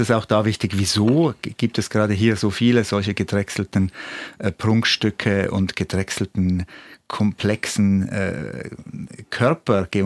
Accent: Switzerland; Aber ja, das hat doch, denke ich, diesen Teil der Schweiz, wo ich aufgewachsen bin, stark geprägt.

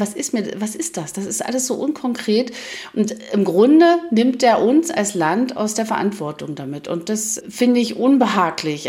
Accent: Germany; wir haben ja auch 40 Jahre in der DDR gelernt

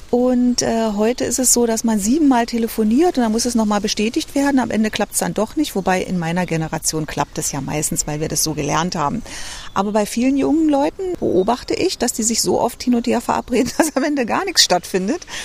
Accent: Berlin, Germany; Also ich bin ja eine richtige Berliner Pflanzer, wa?

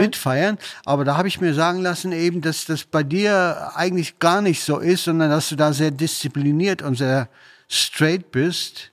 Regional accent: Münster, North Rhine-Westphalia, Germany; moved away; ich komme ja aus Münster

